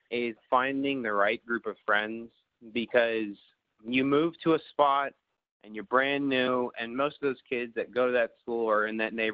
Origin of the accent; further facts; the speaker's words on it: Oklahoma, United States; also born or lived in Hong Kong / China / Thailand; I was born in Hong Kong, China. I spent about the first nine years of my life or so moving back and forth from China to Thailand, uh, wherever the mission board told us to live. And then around nine or 10 years old, I moved, or our family moved back to Oklahoma